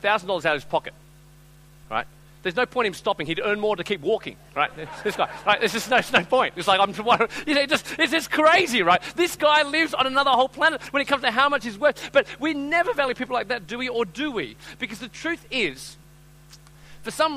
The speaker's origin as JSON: {"language": "English", "country": "Australia", "said": "I'm from Australia."}